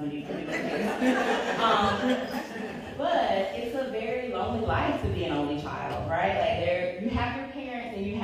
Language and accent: English; North Carolina, United States; I was from North Carolina, we all were